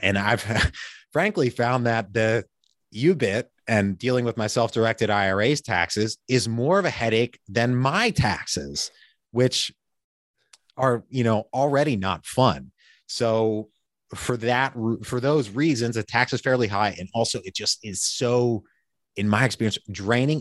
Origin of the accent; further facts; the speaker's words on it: Pennsylvania, United States; now in Richmond, Virginia, United States; I'm originally from Pennsylvania